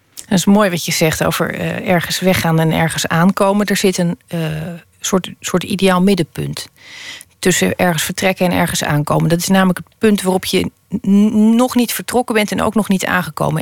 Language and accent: Dutch; Holland, Netherlands; als Hollander